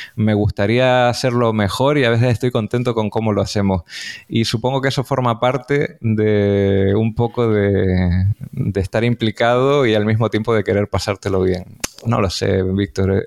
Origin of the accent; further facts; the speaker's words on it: Canary Islands, Spain; eso nos llevó a conocernos como divulgadores canarios